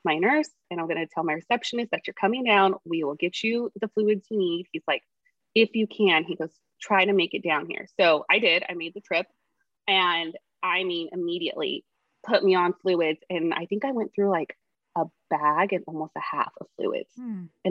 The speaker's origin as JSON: {"language": "English", "town": "Tulare", "region": "California", "country": "United States", "said": "I'm from Tulare, which is 2 hours from where I live now"}